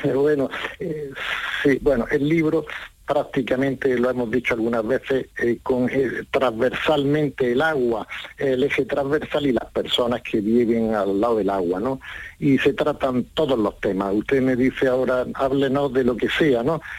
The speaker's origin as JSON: {"language": "Spanish", "town": "Granada", "region": "Andalusia", "country": "Spain", "said": "soy granadino"}